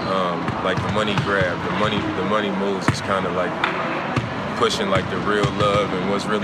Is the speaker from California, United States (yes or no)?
yes; Oakland, California, United States; I'm from Oakland.